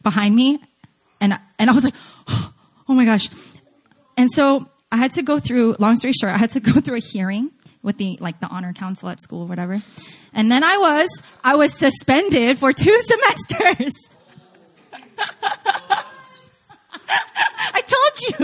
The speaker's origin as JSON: {"language": "English", "region": "New Jersey", "country": "United States", "tie": "born or raised there", "also_born_or_lived": "New York / North Carolina", "moved": "as an adult", "said": "I was born in New York, grew up in Jersey"}